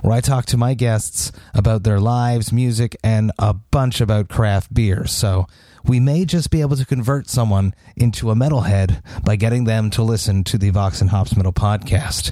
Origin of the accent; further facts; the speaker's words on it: Montreal, Quebec, Canada; my hometown of Montreal